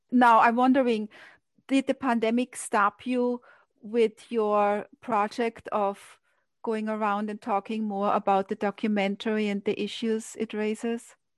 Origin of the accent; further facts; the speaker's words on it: Austria; moved away as an adult; now in New York, United States; I grew up in Austria and I remember coming to New York, that was 30 years ago